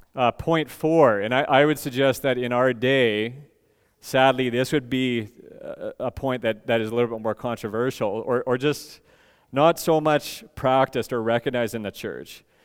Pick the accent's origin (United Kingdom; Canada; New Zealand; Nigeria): Canada; Edmonton, Alberta; moved away; I come from Edmonton